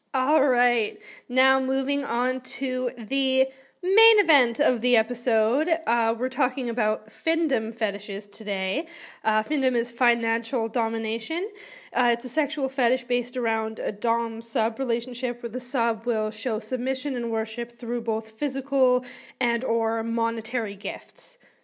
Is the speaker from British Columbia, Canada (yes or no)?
yes; Vancouver, British Columbia, Canada; moved away as an adult; now in Wales, United Kingdom; I am originally from Vancouver, B C, Canada